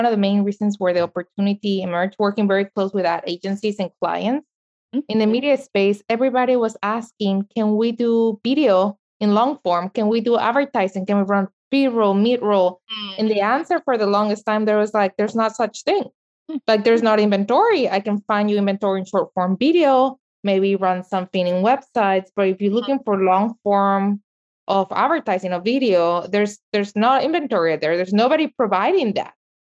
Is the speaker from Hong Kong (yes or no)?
no; El Salvador; Or myself, I'm from El Salvador. I never can see my soccer games from El Salvador.